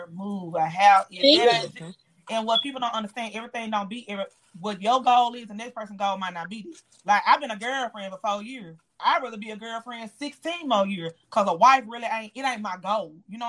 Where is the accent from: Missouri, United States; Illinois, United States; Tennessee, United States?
Tennessee, United States; Memphis; Memphis is fucked up. I'm from Memphis.